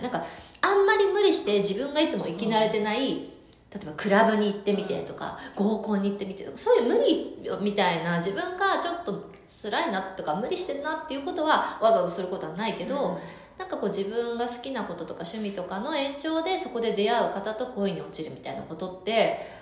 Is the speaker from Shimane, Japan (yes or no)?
no; Hokkaido, Japan; 私はねあの北海道出身ですが